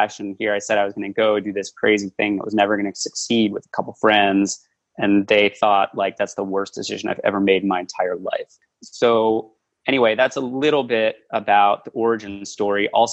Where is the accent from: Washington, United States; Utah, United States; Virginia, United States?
Virginia, United States; Washington, D.C. area in; born or raised there